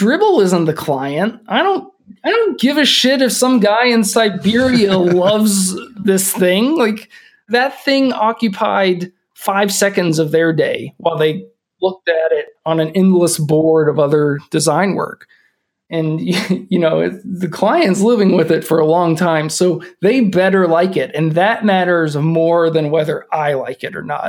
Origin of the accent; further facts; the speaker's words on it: Kentucky, United States; also born or lived in California; now in Minneapolis, United States; We're both from Kentucky, which doesn't get super cold, but it gets cold when it's Christmas because it should